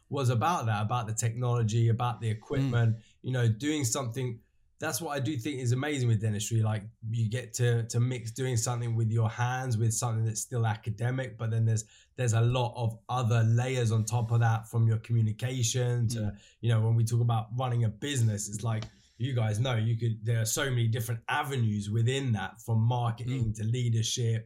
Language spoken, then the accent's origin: English; London, United Kingdom; I was born and raised in London. I've lived here my whole life